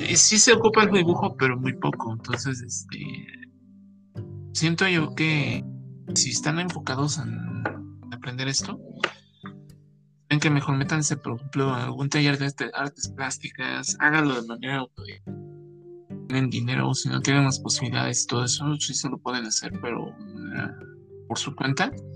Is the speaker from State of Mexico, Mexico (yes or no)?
yes; Naucalpan, State of Mexico, Mexico; yo soy de Naucalpan